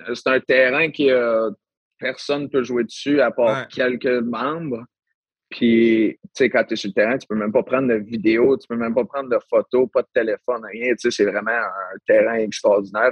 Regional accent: Sainte-Marie, Quebec, Canada; je viens de Sainte-Marie

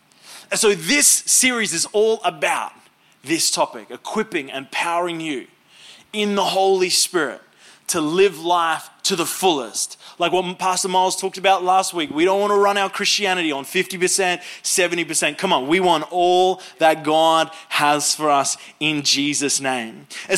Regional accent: Queensland, Australia; Now, I'm from North Queensland, and so we speak very, very slow up there.

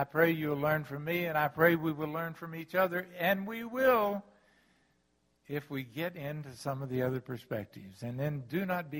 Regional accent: the South, United States; I'm from the South

